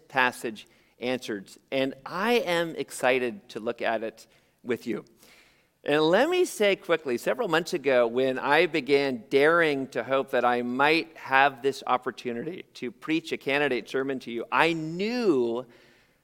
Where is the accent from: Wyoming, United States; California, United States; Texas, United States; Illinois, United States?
California, United States; San Jose; born or raised there